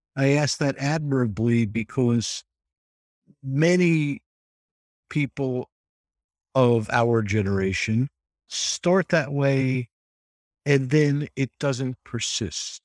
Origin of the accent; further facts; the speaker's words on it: United States; As an American